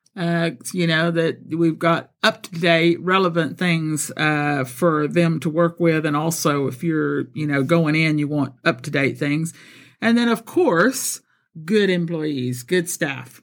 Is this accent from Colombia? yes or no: yes; Colombia; first language Spanish and English; also born or lived in Texas; now in United Kingdom; I'm born in Texas, but I was raised in Colombia, South America